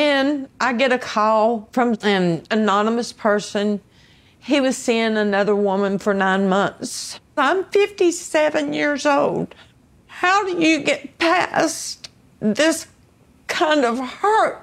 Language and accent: English; North Carolina, United States; I'm from North Carolina